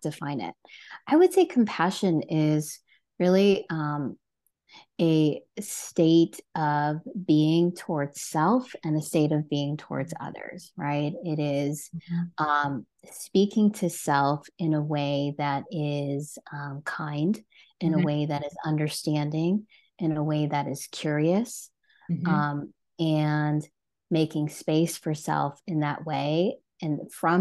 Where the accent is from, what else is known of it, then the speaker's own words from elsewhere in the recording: New Jersey, United States; also born or lived in California / Washington; now in Connecticut, United States; I have born and raised in New Jersey